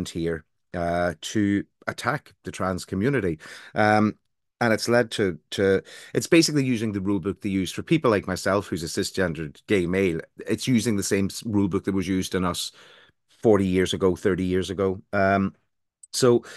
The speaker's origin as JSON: {"language": "English", "country": "Ireland", "accent": "Irish", "moved": "yes", "lives_now": "England", "said": "as you can tell from my accent, although I live in England, I'm from Ireland"}